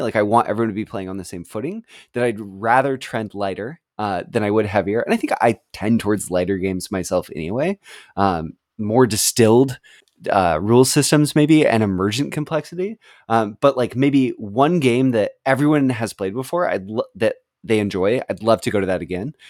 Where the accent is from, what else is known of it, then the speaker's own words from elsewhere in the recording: West Coast of the United States, United States; moved away; I grew up on the West Coast of the United States, and I now live on the East Coast